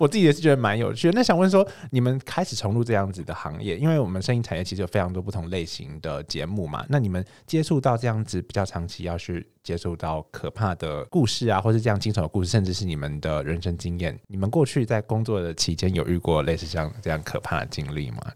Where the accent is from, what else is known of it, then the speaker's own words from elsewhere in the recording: Hengchun, Pingtung County, Taiwan; 我是恒春长大的小孩